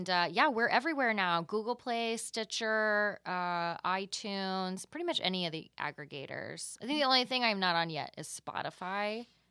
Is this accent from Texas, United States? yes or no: yes; Texas, United States; I keep them private because I'm from Texas.